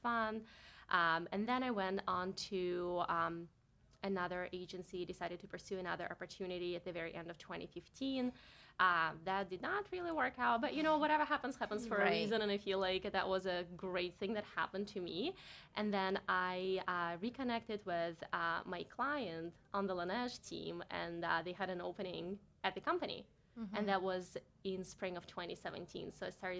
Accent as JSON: {"language": "English", "town": "Barnaul", "region": "Altai Krai", "country": "Russia", "tie": "born or raised there", "second_language": "English", "moved": "as an adult", "lives_now": "New York, United States", "said": "I've never been that far away from my hometown back in Russia. I'm from Siberia, from a relatively small town called Barnaul"}